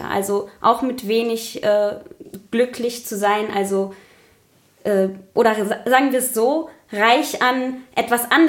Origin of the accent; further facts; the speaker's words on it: Paraguay; now in Germany; verglichen mit meiner Heimat zum Beispiel, Paraguay weil dieses Bild habe ich in Paraguay aufgenommen